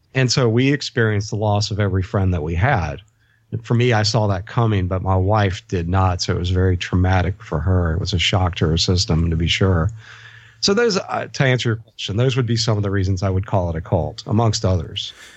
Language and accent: English; United States; growing up in the States